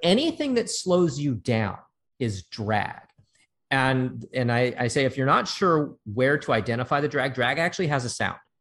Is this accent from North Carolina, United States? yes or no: no; Santa Monica, California, United States; I was born and raised in Santa Monica.